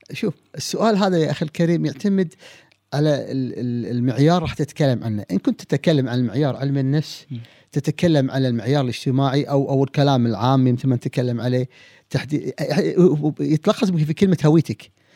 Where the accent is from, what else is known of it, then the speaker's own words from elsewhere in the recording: Kuwait; عندنا في الكويت